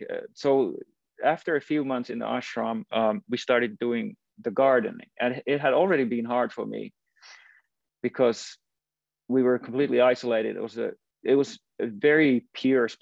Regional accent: Finland; moved away as an adult; I was from Finland

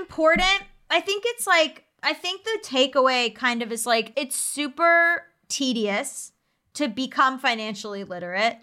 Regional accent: United States; as an American

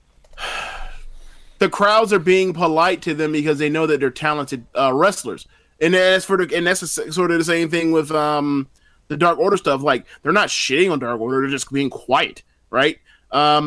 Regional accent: United States; me as an American

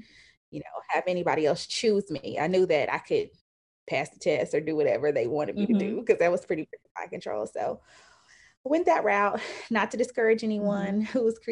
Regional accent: Indianapolis, Indiana, United States; also born or lived in Atlanta; now in Nashville, United States; I am originally from Indianapolis. I live in Nashville, Tennessee

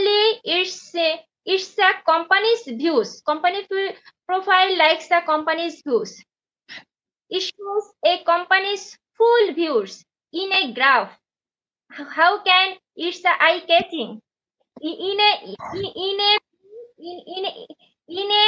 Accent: Bangladesh; first language Bengali; English is a second language; from Bangladesh

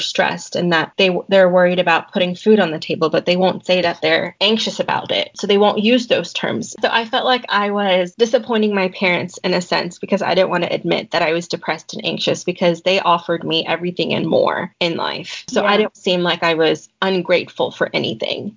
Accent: Colonial Heights, Virginia, United States; moved away as an adult; now in Chapel Hill, United States; I'm actually from Colonial Heights, Virginia.

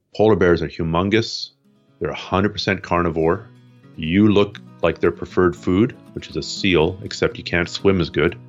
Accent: Toronto, Ontario, Canada; moved away as an adult; also born or lived in Montreal, Canada; now in Vancouver, Canada; I was born in eastern Canada, uh, Toronto area, and then spent time in Montreal

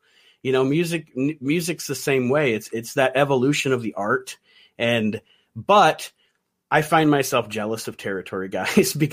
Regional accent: Toledo, Ohio, United States; I grew up in Toledo, Ohio

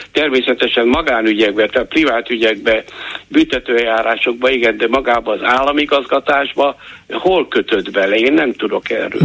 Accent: Borsod-Abaúj-Zemplén, Hungary; moved away; also born or lived in Germany; én Délszempléből származom

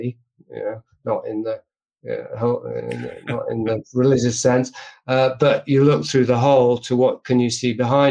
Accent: England, United Kingdom; I'm from England

